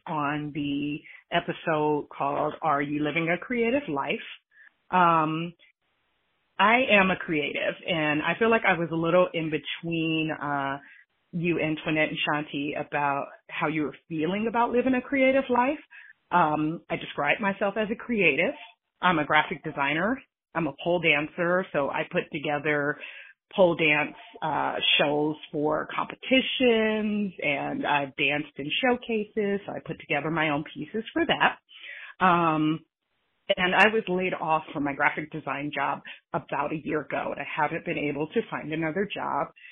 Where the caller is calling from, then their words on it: California, United States; I am from California